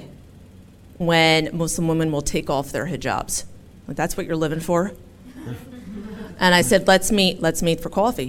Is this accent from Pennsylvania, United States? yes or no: yes; Philadelphia, Pennsylvania, United States; where are you from? And I said, Philadelphia. And they said, where are your parents from? Philadelphia.